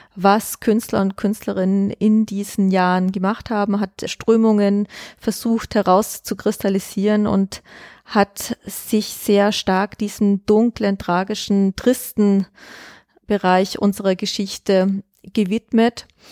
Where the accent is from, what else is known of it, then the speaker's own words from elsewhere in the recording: Augsburg, Bavaria, Germany; moved away as an adult; also born or lived in New York / Berlin; now in Vienna, Austria; Ich bin aus Augsburg, also Bayern